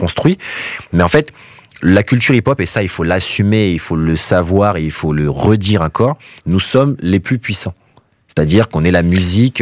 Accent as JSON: {"language": "French", "country": "Guadeloupe", "also_born_or_lived": "Paris", "said": "je suis de Guadeloupe, tu vois, à la base"}